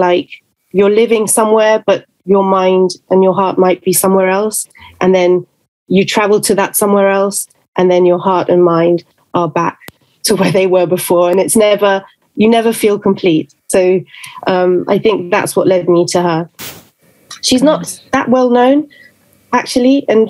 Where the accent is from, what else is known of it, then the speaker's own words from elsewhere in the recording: London, United Kingdom; born there; also born or lived in Venezuela; Yes, I'm half Venezuelan and half Italian, but I was born in London and I moved around a lot throughout my whole life. I lived in Venezuela, in different countries.